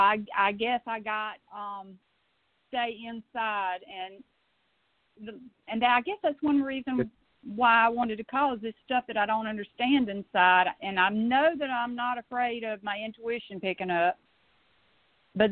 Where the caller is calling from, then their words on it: Georgia, United States; I'm calling from Georgia.